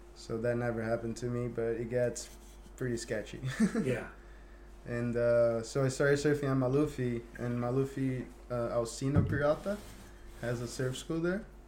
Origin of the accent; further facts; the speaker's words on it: Guarujá, São Paulo, Brazil; English is a second language; moved away as an adult; I grew up in a Thai community back in Guarujá, São Paulo